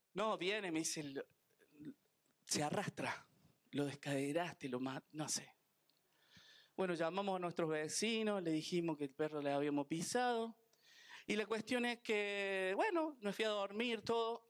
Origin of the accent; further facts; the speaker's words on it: Argentina; Soy argentino